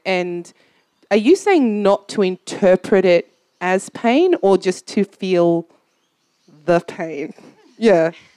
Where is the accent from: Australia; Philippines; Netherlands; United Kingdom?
Australia; I grew up in Australia